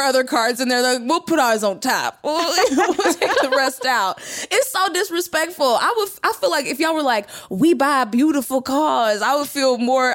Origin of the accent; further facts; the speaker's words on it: Texas, United States; I'm from Texas